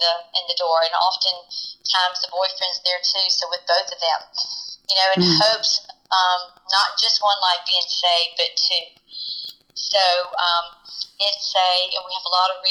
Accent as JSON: {"language": "English", "town": "Columbia", "region": "South Carolina", "country": "United States", "tie": "born or raised there", "said": "I grew up in Columbia"}